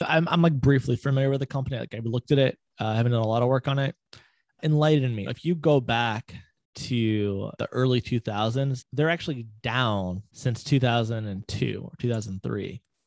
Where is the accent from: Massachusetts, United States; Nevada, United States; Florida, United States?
Florida, United States; growing up in Florida, we had the monkey jungle